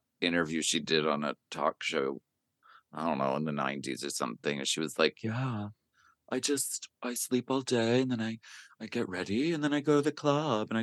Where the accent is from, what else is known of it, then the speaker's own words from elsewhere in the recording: Pennsylvania, United States; I'm from Pennsylvania